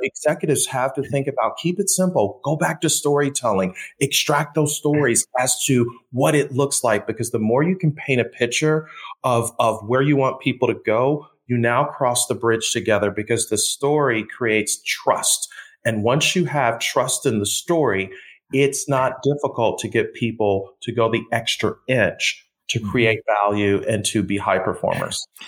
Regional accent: Buffalo, New York, United States; I was born and raised in Buffalo.

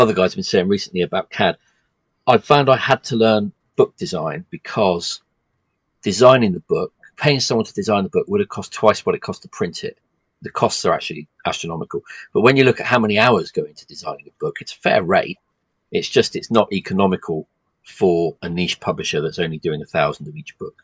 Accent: England, United Kingdom; I'm English

